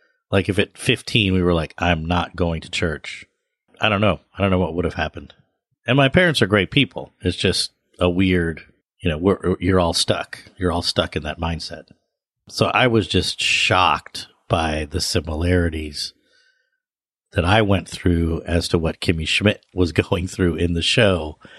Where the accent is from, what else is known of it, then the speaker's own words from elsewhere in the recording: Washington, District of Columbia, United States; now in New York City, United States; even though, like, I grew up in the Washington, D.C. area